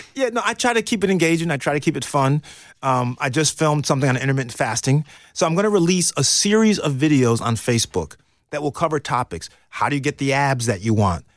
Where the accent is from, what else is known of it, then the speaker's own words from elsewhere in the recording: New York, United States; moved away; I'm from New York